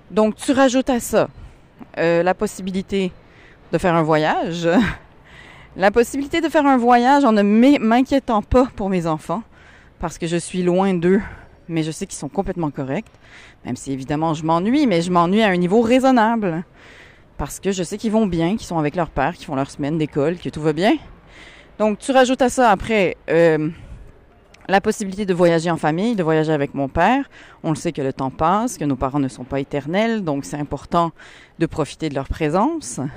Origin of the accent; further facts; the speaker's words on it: Paris, Île-de-France, France; je suis moitié française, donc j'ai habité à Paris quand j'étais petite.